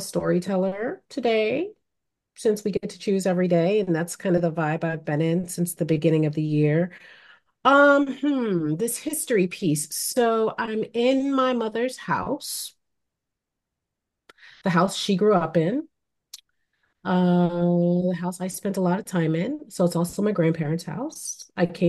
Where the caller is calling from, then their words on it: Connecticut, United States; today I'm calling in from Connecticut, also known as the land of the Podunk and the Pequannock people.